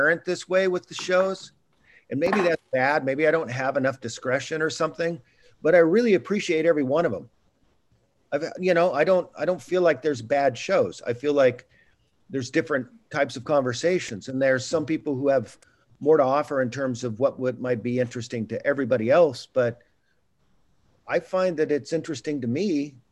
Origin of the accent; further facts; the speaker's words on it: San Joaquin Valley, California, United States; moved away; also born or lived in Washington State; I grew up in the San Joaquin Valley, which is really sunny in Central Valley of California.